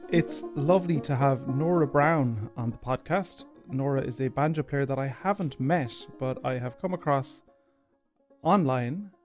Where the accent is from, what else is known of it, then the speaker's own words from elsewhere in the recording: Ireland; I'm an Irish banjo player